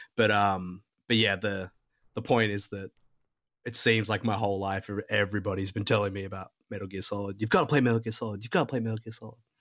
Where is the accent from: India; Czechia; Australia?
Australia; I, I'm an Australian